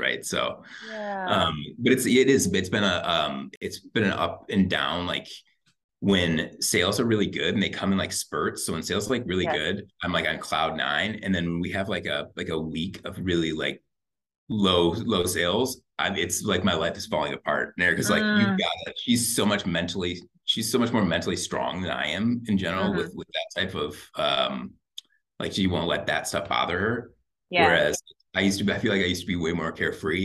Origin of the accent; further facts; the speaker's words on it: Michigan, United States; moved away as an adult; also born or lived in Chicago; now in North Carolina, United States; Eric and I are both from Michigan